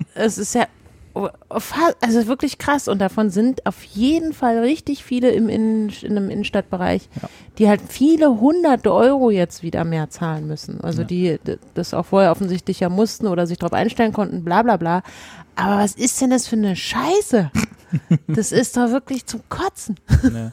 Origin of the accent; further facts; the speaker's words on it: Berlin, Germany; wir als Berliner